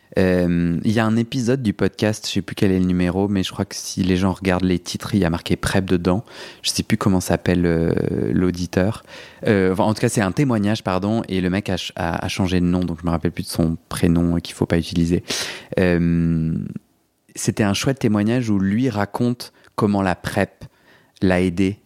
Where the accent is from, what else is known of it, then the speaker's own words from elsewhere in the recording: Paris, Île-de-France, France; je suis un Parisien.